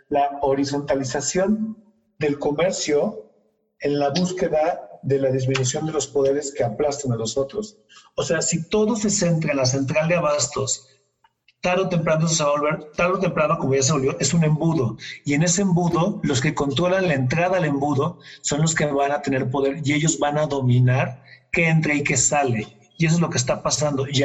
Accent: Mexico; todos somos mexicanos al final del día

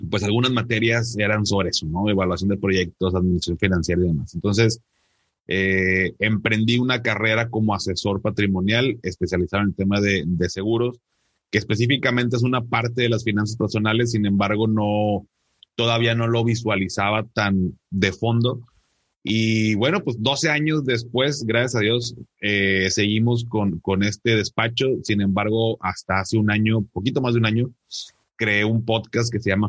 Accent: Monterrey, Nuevo León, Mexico; born there; yo vivo acá en, en Monterrey, acá tienes tu casa. Em, soy regio de nacimiento

